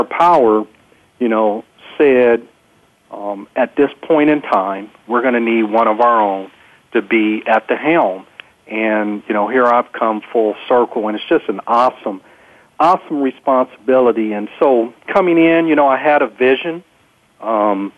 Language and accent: English; San Diego, California, United States; also born or lived in Alaska / Texas; growing up in San Diego and being a person of color, we were a very small sliver of the population here in San Diego